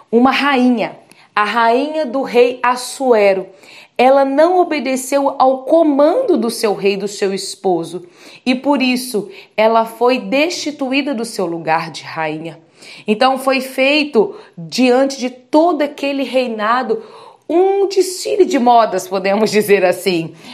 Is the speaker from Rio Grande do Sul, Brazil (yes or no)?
no; Vitória, Espírito Santo, Brazil; sou de Vitória do Espírito Santo